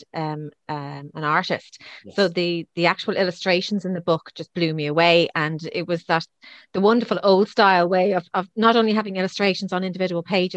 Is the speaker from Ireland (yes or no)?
yes; Dublin, Leinster, Ireland; moved away as an adult; also born or lived in Cavan / Wicklow; I was actually born in Cavan. I didn't spend long in Cavan, actually. I think my mum and dad got me out and moved me to Dublin, I think by the time I was about two or three. So my entire childhood was Dublin